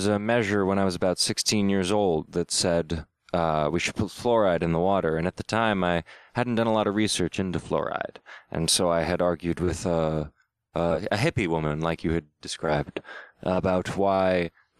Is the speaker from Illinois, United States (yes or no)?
no; San Marcos, California, United States; Where I grew up in San Marcos, California